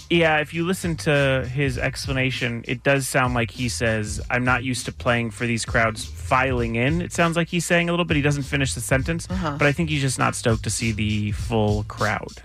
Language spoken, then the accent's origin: English; Calabasas, California, United States; also born or lived in Woodland Hills, Los Angeles; I grew up in Woodland Hills and Calabasas